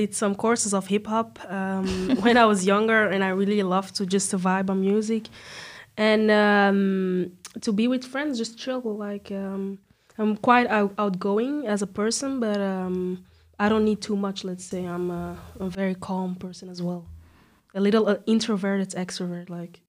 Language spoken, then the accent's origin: English; Belgium; As you said, I'm quite young. I'm 23. Born and raised in Belgium. My roots are in Senegal and Mauritania.